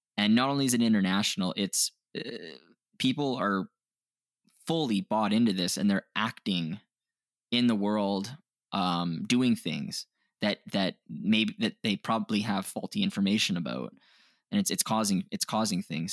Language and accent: English; Canada; we're Canadian